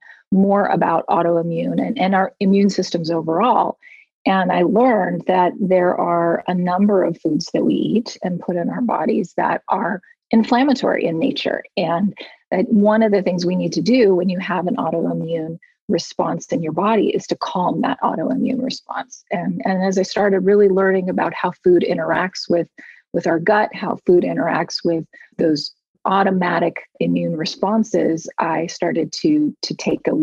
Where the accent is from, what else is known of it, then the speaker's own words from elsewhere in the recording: United States; moved away as an adult; now in Munich, Germany; I am an American expat living in Munich, Germany